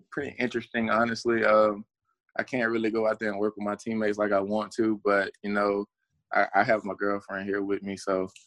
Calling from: Kennesaw, Georgia, United States; Uh, I am currently in Kennesaw, Georgia. Uh, I did not go back to Alabama, so

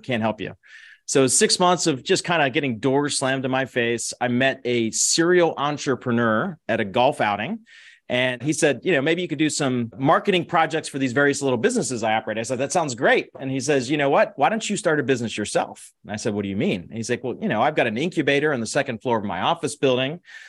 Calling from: Dallas, Texas, United States; Dallas, Texas. Yeehaw.

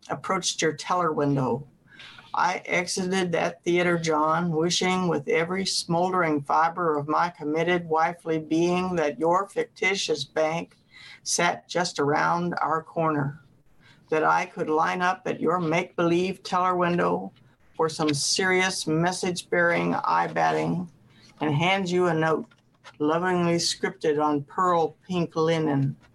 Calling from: Ames, Iowa, United States; Ames, Iowa.

